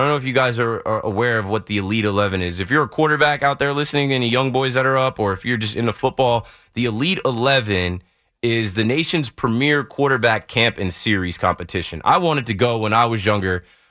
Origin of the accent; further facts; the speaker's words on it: New Jersey, United States; If you get into Ocean County, I'm from Monmouth County, and the cutoff starts somewhere in Ocean County